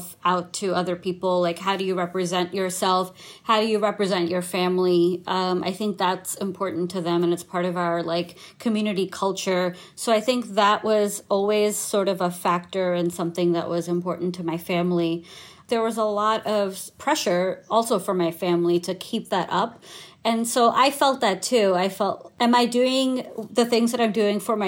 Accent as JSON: {"language": "English", "region": "New York", "country": "United States", "tie": "born or raised there", "also_born_or_lived": "India", "said": "I was born in India, and I moved to New York with my family when I was 2 years old"}